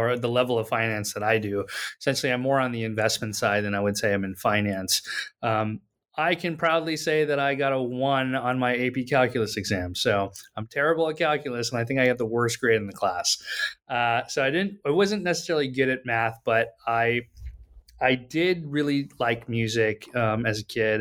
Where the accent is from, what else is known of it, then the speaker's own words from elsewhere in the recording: Pakistan; moved away as an adult; now in United States; I grew up in Pakistan and I came to the U S for college